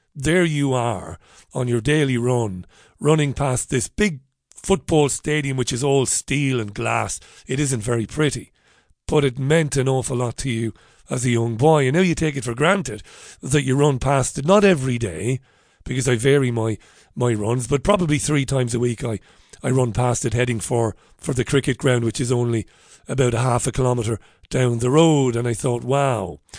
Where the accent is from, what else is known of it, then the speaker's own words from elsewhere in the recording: Waterford, Munster, Ireland; When I was a young boy, I grew up in Ballybeg in Waterford City